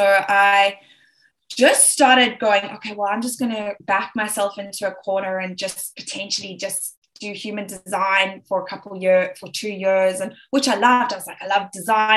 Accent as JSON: {"language": "English", "town": "Johannesburg", "region": "Gauteng", "country": "South Africa", "accent": "South African", "said": "I'm South African. I'm originally from Johannesburg, South Africa"}